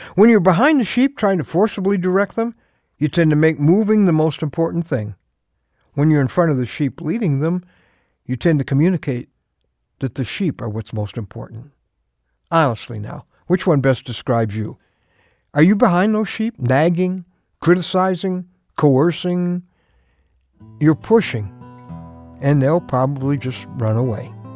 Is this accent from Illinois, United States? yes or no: yes; Chicago, Illinois, United States; I grew up in Chicago